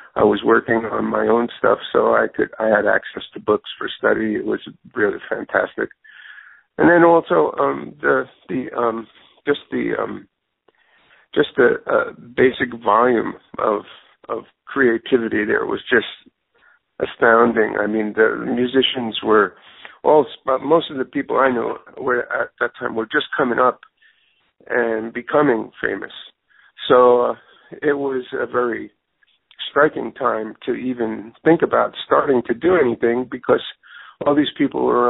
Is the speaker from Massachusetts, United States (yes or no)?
no; New York City, New York, United States; now in Los Angeles, United States; I'm from the Bronx in New York